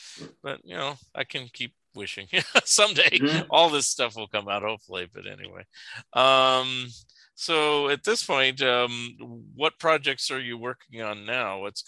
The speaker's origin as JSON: {"language": "English", "region": "California", "country": "United States", "also_born_or_lived": "Eugene, Oregon", "moved": "as an adult", "lives_now": "Springfield, United States", "said": "I'm from California"}